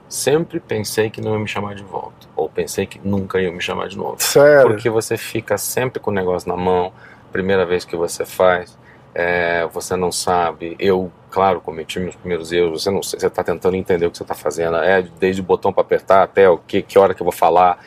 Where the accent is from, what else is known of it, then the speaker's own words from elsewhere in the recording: Curitiba, Paraná, Brazil; moved away; also born or lived in Netherlands; Eu sou de Curitiba